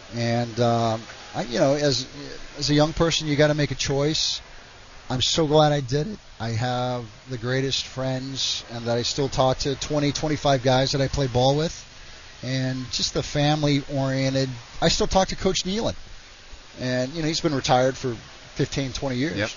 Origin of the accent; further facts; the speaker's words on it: Oklahoma, United States; moved away as an adult; also born or lived in West Virginia; I grew up in Oklahoma.